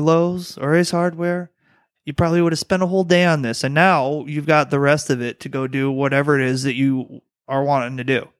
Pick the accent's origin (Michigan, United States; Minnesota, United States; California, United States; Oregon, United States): Michigan, United States; Detroit; moved away; also born or lived in Louisiana; I'm from the Motor City